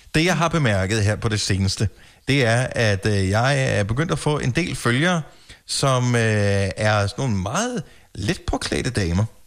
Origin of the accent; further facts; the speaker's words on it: Funen, Southern Denmark, Denmark; now in Copenhagen area, Denmark; jeg er opvokset på Fyn